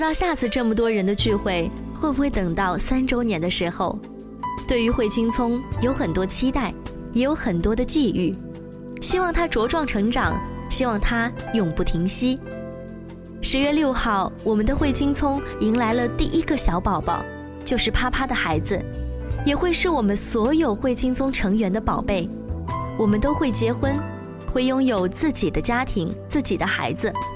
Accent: Wenzhou, Zhejiang, China; 我是来自温州大学的吉他学院的一名大一的学生

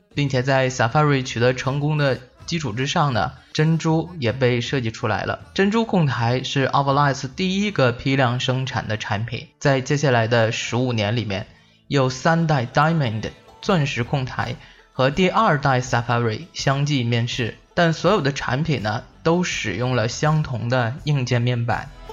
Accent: China; 我们中国人

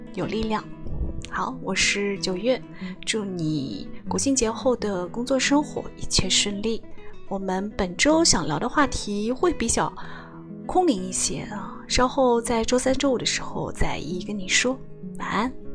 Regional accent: China; 因为在我们中国人的假期里面，春节是要跟家人共度的

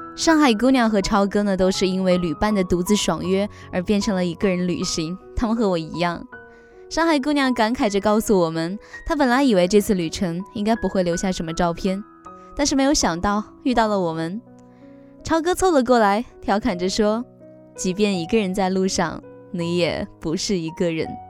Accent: China; 原来大家都是大陆人

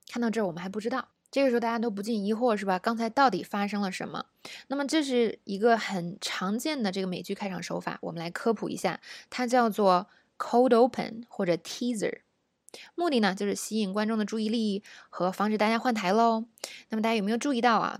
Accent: China; 我们中国人说英语的习惯，容易把这个辅音啊发得太重了

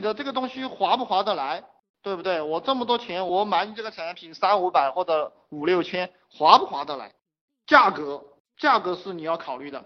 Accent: China; 我们中国人很含蓄哈

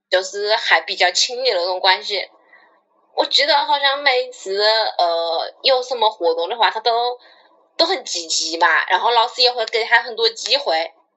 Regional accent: Wuhan, Hubei, China; accent: Wuhan dialect; 我们的武汉话已经被大家嫌弃成这样了，其实我们普通话也不太好

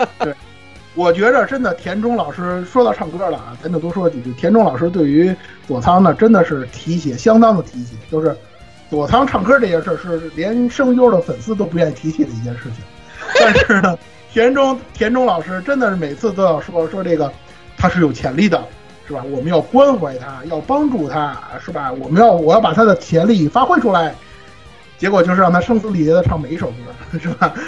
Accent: China; 我们中国人

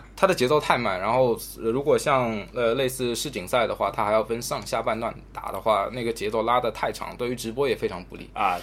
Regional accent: China; 作为一个中国人

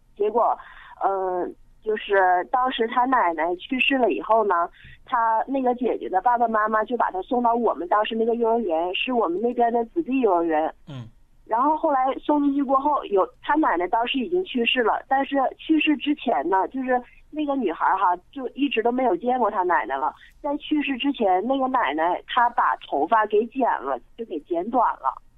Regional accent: Sichuan, China; 我是四川的，但是我老公他是，就是北方的，就是东北的

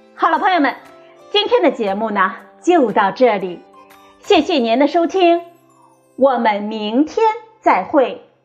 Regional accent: China; 我们中国人

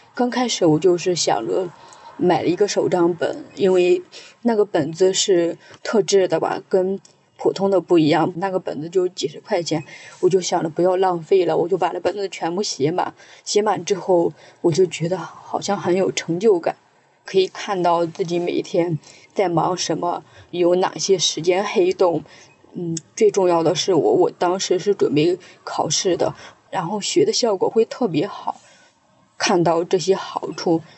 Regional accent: Jiaozuo, Henan, China; moved away as an adult; now in Shanghai, China; 我老家是在河南焦灼

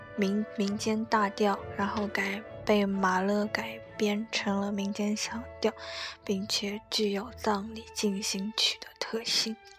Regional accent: China; 我们中国人，不是每个人都信道教，但是每个人都会有道的那种气质在里面

